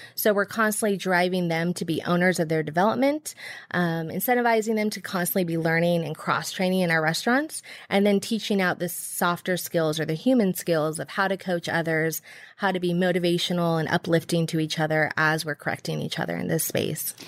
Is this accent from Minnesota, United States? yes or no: no; Bay Area, California, United States; moved away; I'm from the Bay Area